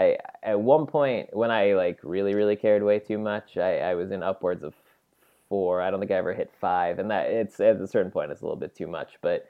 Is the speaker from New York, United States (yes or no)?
yes; New York, United States; So I grew up near New York City.